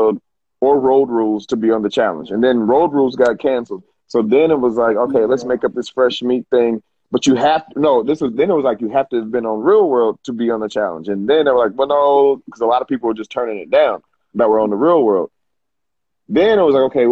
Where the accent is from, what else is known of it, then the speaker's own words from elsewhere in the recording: Jacksonville, Arkansas, United States; I'm from Jacksonville, Arkansas.